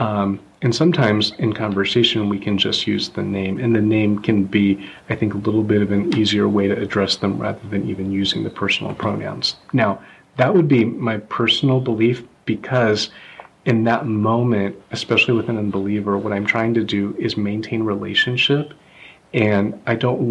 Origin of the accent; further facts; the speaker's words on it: the South, United States; I grew up in the South and … was a boy's name, not a girl's name.